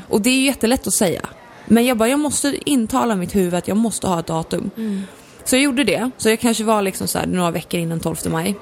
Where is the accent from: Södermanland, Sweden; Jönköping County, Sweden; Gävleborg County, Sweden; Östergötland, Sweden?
Gävleborg County, Sweden; Gävle; min uppväxt har kantats i dansband för mamma, min storasyrra och jag kommer från Gävle